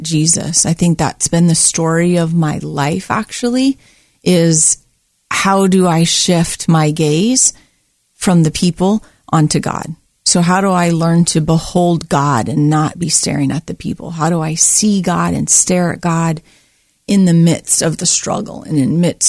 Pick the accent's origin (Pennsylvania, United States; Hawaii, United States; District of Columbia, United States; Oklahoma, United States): Hawaii, United States; Oahu; moved away as an adult; now in Oregon, United States; I grew up on the island of Oahu in Hawaii.